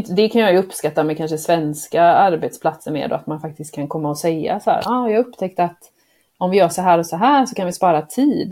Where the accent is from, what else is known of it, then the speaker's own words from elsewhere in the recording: Sweden; moved away; also born or lived in Croatia / United States; som svensk tjej